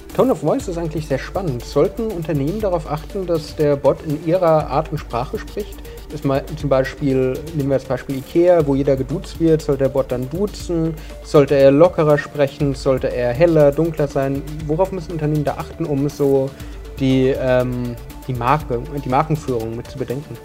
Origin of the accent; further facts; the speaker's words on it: Munich, Bavaria, Germany; Als Münchner